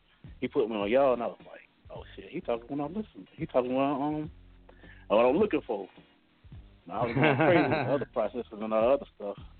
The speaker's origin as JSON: {"language": "English", "region": "South Carolina", "country": "United States", "tie": "born or raised there", "said": "I'm from South Carolina"}